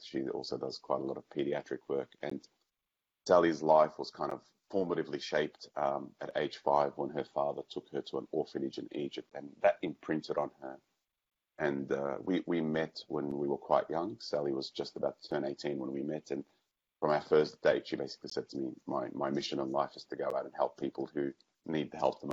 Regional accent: Australia; growing up in Australia

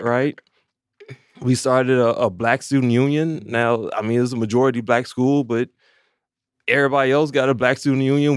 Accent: Maywood, Illinois, United States; also born or lived in Champaign / Chicago; I grew up in Maywood

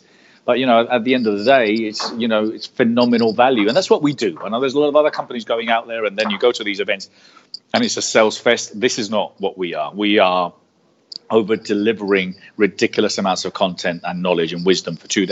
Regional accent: Marbella, Andalusia, Spain; first language Spanish; English is a second language; moved away as an adult; also born or lived in United Kingdom; now in London, United Kingdom; I was born here, but my parents are Spanish. I left here when I was 9, brought up in Spain. I am bilingual. I consider myself Spanish

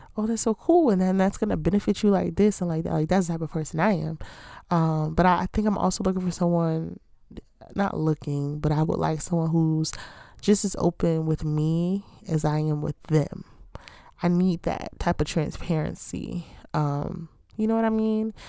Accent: Baltimore, Maryland, United States; I'm from Baltimore

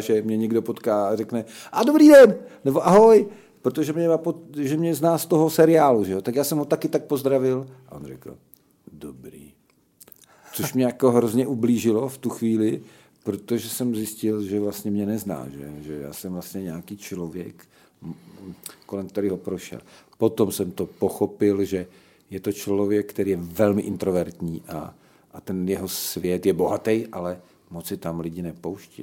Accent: Slovakia; also born or lived in Olomouc, Czech Republic; now in Czech Republic; jako Slovák

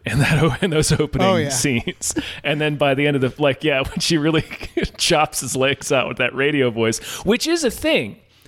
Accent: Virginia, United States; I was born in Virginia.

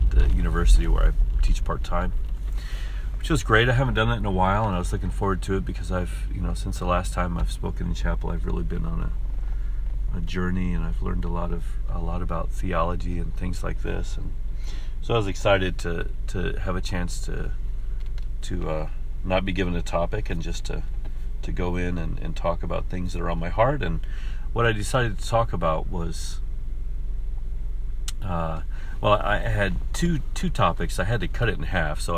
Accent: Gallup, New Mexico, United States; I grew up in Gallup, New Mexico

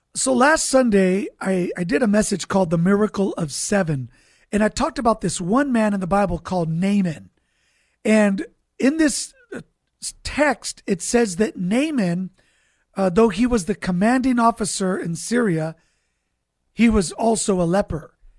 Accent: Santa Barbara, California, United States; moved away as an adult; now in San Diego, United States; Originally, I'm from Santa Barbara, California

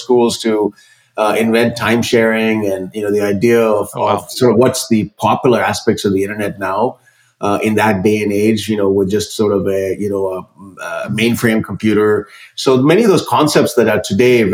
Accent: India; now in United States; growing up in India, I'm an immigrant who came to this country

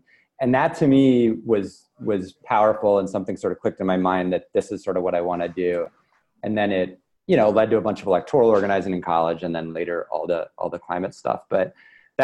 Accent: Lubbock, Texas, United States; moved away; I grew up in West Texas in a town called Lubbock in the Panhandle

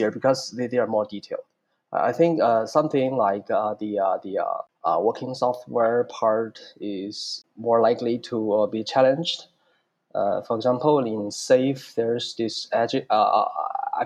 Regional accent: China; now in Singapore; I'm originally from China and I'm now working in Singapore.

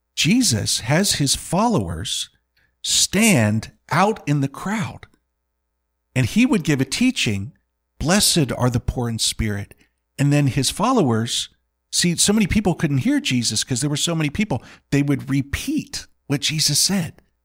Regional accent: Indiana, United States; I grew up with the head coach of Purdue's, uh, basketball team

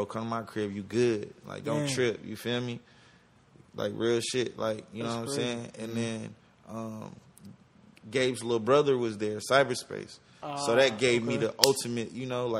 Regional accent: the South, United States; also born or lived in Atlanta, Georgia; now in Los Angeles, United States; I'm from the South

